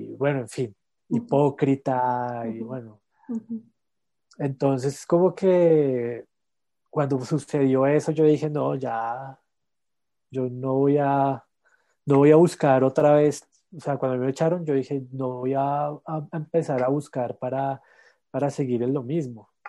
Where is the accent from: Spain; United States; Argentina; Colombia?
Colombia; La Calera, Cundinamarca; born or raised there; also born or lived in Bogotá